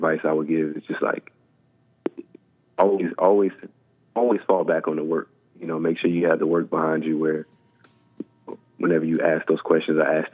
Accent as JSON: {"language": "English", "region": "Texas", "country": "United States", "said": "I'm from Texas"}